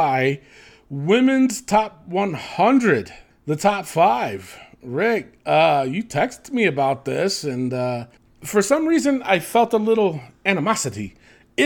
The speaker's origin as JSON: {"language": "English", "town": "New York City", "region": "New York", "country": "United States", "tie": "born or raised there", "said": "the Bronx, my hometown"}